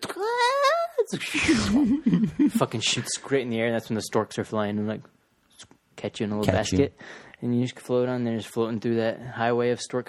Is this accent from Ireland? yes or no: yes; Ireland; I'm fucking Irish.